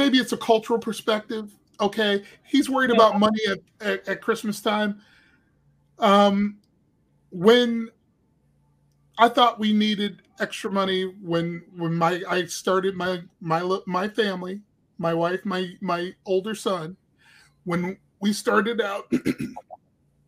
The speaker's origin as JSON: {"language": "English", "town": "Cleveland", "region": "Ohio", "country": "United States", "tie": "born or raised there", "said": "I grew up in Cleveland"}